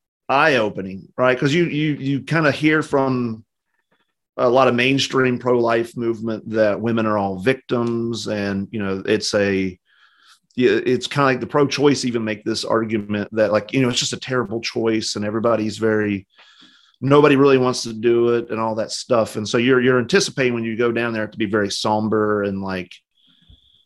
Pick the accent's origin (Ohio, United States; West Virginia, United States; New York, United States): West Virginia, United States; moved away as an adult; also born or lived in Louisville, Kentucky; I'm from West Virginia originally, so kind of a country place, not a lot of big cities